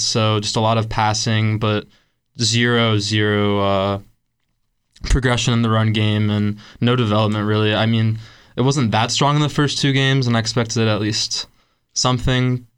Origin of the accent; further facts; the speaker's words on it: Cincinnati, Ohio, United States; I am from Cincinnati, Ohio.